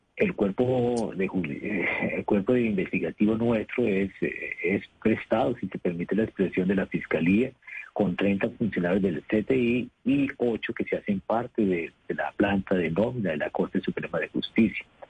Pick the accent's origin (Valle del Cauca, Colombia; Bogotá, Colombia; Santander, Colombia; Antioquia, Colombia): Santander, Colombia; Bucaramanga; moved away; also born or lived in Bogotá; el de Bucaramanga, obviamente, porque soy de la, de la ciudad de donde soy oriundo